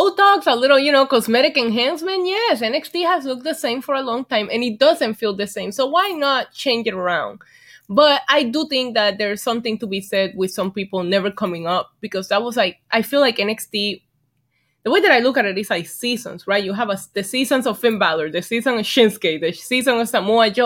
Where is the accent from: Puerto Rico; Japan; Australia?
Puerto Rico; Vega Baja; moved away; I was born and raised in Puerto Rico